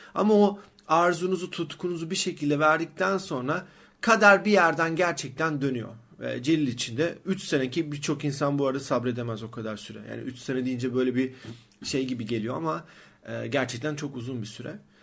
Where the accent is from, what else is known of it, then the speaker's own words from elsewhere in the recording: Sakarya, Turkey; moved away as an adult; also born or lived in Istanbul; aslında Sakaryalıyım